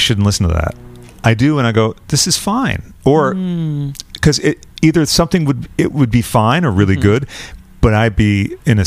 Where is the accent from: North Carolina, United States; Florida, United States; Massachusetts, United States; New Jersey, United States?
Massachusetts, United States; now in London, United Kingdom; I'm from Massachusetts, where people go to visit the leaves and stuff